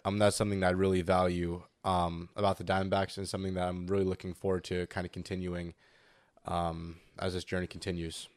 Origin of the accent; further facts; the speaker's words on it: San Diego, California, United States; I'm from San Diego